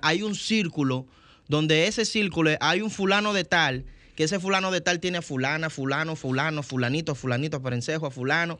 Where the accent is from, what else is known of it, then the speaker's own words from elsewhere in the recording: Dominican Republic; ser el primer dominicano